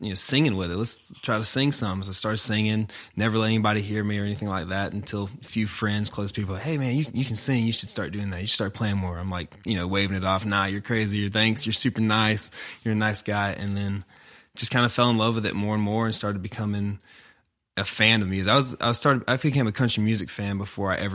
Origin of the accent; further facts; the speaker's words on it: Greenville, South Carolina, United States; I'm from Greenville, born and raised there my whole life. Lived all around the area